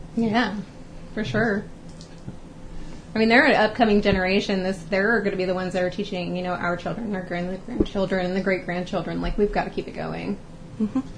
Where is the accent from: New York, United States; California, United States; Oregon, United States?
California, United States; moved away as an adult; I'm from California and I came out here four years ago